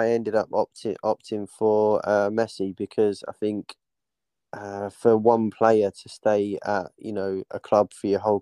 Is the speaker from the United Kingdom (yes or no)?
yes; Dagenham, London, United Kingdom; I was born in Dagenham myself, grew up around sort of that region